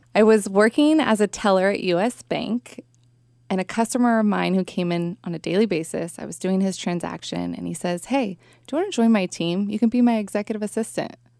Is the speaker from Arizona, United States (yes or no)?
no; Bay Area, California, United States; I grew up in the Bay Area, lived here my whole life